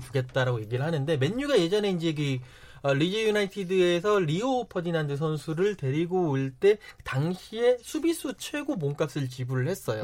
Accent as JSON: {"language": "Korean", "country": "South Korea", "tie": "born or raised there", "moved": "as an adult", "lives_now": "United Kingdom", "said": "고향은 한국이고 저는 한국인이고 한국 사람이긴 하지만"}